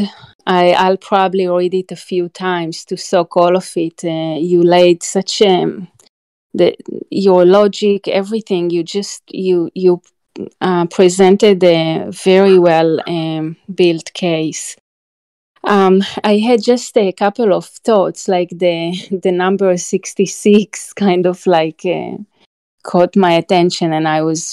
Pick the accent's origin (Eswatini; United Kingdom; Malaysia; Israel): Israel; I'm from Israel